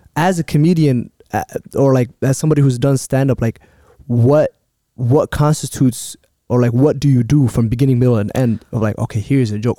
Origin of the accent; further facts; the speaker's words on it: Minneapolis, Minnesota, United States; Growing up in Cedar